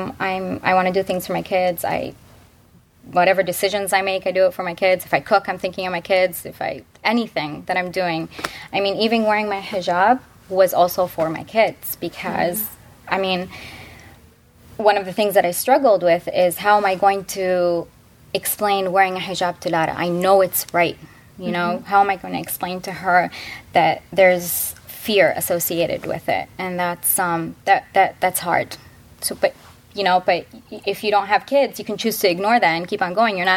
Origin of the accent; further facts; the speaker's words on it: Midwest, United States; I grew up in the Midwest